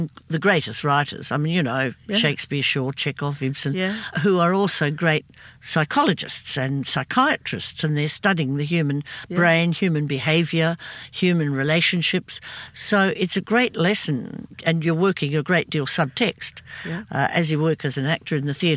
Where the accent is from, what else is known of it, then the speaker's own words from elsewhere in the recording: Perth, Western Australia, Australia; moved away as an adult; also born or lived in Sydney / England; I came over from Perth in Sydney